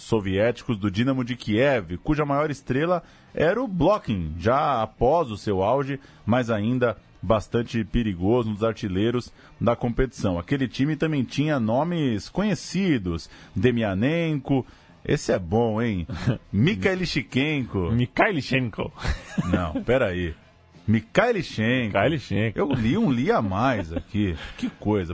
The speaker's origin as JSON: {"language": "Portuguese", "region": "São Paulo", "country": "Brazil", "also_born_or_lived": "Ceará / Rio de Janeiro", "moved": "yes", "said": "Eu sou paulista, mas ah, me revelei para o futebol aqui no, no futebol cearense"}